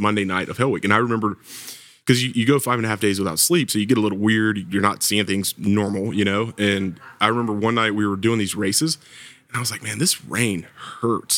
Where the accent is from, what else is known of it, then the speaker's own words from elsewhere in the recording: Georgia, United States; accent: Southern; moved away as an adult; now in Virginia Beach, United States; I'm from Georgia. You might still hear a little bit of Southern accent in there somewhere